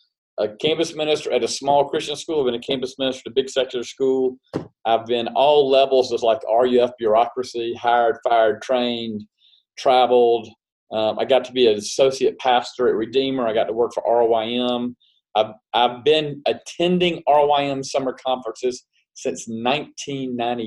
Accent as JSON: {"language": "English", "region": "South Carolina", "country": "United States", "tie": "born or raised there", "said": "born and raised in South Carolina"}